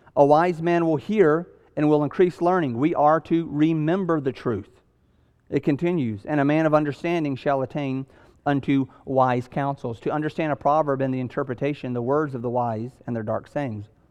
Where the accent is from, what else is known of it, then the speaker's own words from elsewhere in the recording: the South, United States; I'm from the South